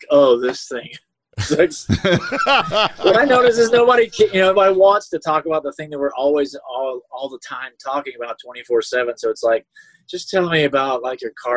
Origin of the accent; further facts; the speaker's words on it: Jacksonville, Florida, United States; I grew up in Jacksonville